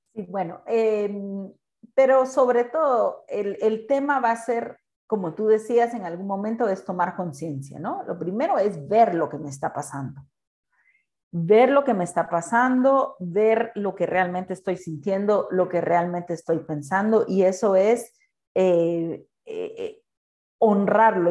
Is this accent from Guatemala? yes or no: yes; Guatemala; soy chapín